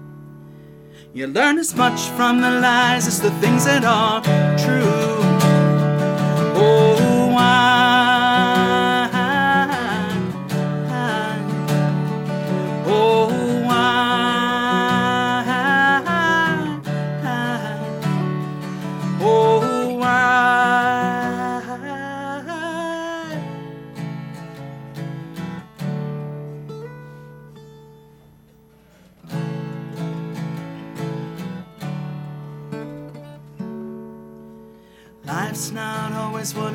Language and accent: English; Montclair, New Jersey, United States; also born or lived in Maywood, New Jersey / Orange, New Jersey / East Orange, New Jersey / Lodi, New Jersey; I'm born and raised. I was born in Montclair